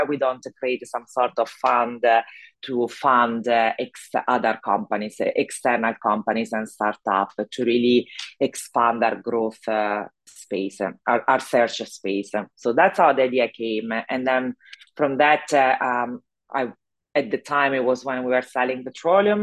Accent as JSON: {"language": "English", "country": "Italy", "also_born_or_lived": "Zurich, Switzerland / London, United Kingdom", "accent": "Italian", "second_language": "English", "moved": "as an adult", "lives_now": "Houston, United States", "said": "I'm actually Italian, so my accent probably give it away. And I left Italy 25 years ago"}